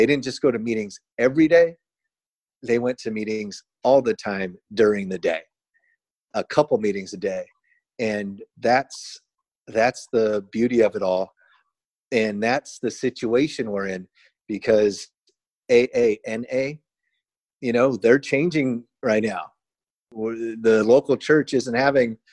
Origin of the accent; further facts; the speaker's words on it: Chula Vista, California, United States; growing up in Chula Vista, California